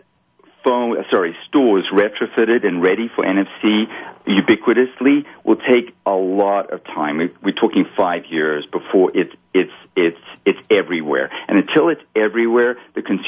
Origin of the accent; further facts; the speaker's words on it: Kitwe, Copperbelt Province, Zambia; moved away; when I opened my first bank account as a kid, you know, talking about banking, you know, it was in a physical bank in Kitwe